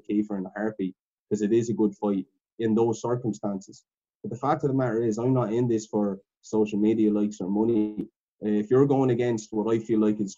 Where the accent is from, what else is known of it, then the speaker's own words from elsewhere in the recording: Ireland; we're all from Ireland